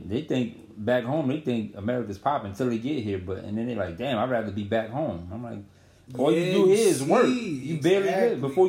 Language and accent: English; Eritrea; also born or lived in Sudan; I'm from Eritrea, but the war broke out. There was a war going on in my country, so my pops moved us to the next country over, which was Sudan. And my mom had me there.